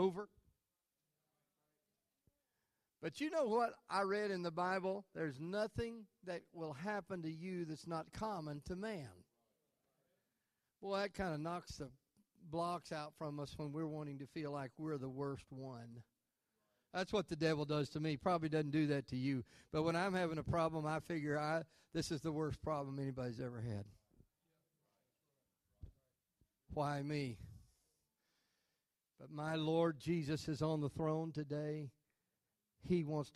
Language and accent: English; Arkansas, United States; I'm from Arkansas